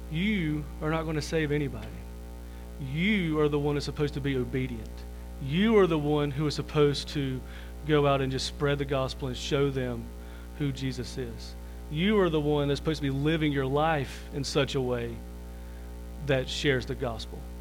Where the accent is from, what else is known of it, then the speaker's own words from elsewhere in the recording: Liberty, United States; I was born and raised here in Liberty. Most everybody knows me here